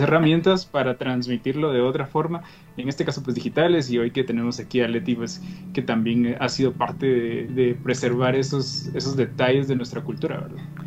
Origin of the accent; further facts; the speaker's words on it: Guatemala; nosotros como chapines